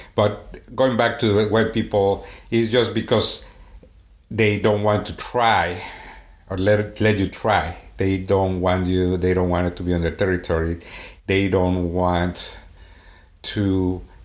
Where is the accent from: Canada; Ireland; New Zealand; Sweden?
Sweden; accent: Swedish; English is a second language; moved away; my Swedish accent